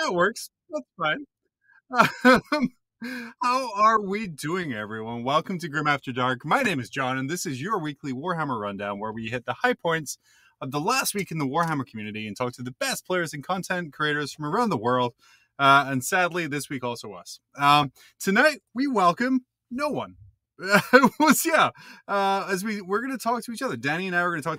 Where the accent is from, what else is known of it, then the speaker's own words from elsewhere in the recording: Scotland, United Kingdom; as a fellow Scot